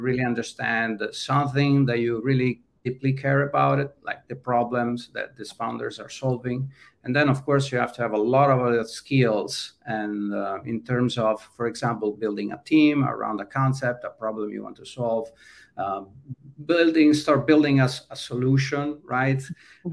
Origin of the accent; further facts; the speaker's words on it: Italy; moved away as an adult; now in California, United States; i was running a software house that then became a web agency in my hometown and at that time in the mid 90s wasn't really difficult to find clients in uh, mid-sized towns in italy